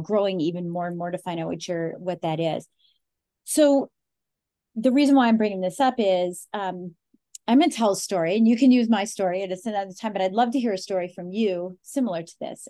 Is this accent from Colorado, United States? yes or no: yes; Colorado, United States; I'm from Colorado, born, raised, you know, there's four generations of us there